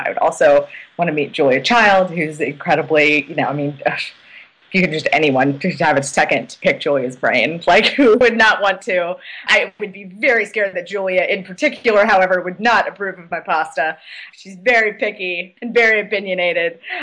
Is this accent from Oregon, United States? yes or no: yes; Oregon, United States; now in Washington, D.C., United States; I grew up in Oregon.